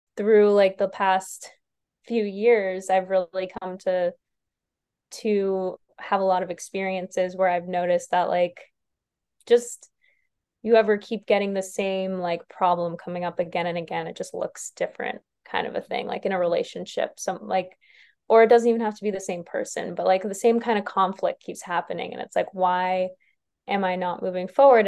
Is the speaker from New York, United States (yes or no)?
yes; New York, United States; moved away; I'm from New York originally